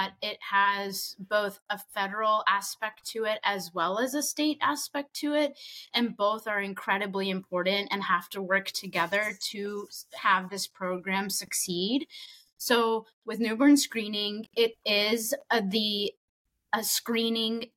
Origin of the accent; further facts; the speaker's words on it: Huntsville, Alabama, United States; born and raised in Huntsville